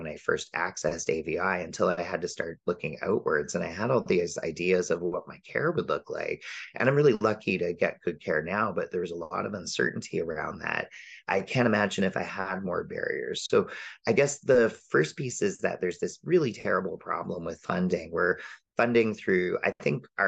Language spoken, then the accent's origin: English; Windsor, Ontario, Canada; now in Vancouver Island, Canada; grew up close to you in Windsor, right across from the border. And as a Canadian